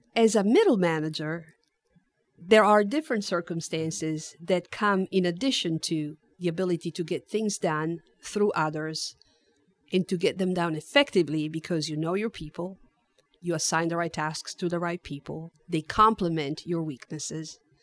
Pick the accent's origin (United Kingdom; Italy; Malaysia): Italy; Turin, Piedmont; also born or lived in Netherlands; now in San Antonio, United States; I was born and raised in Italy, I lived in the Netherlands for a few years as a military dependent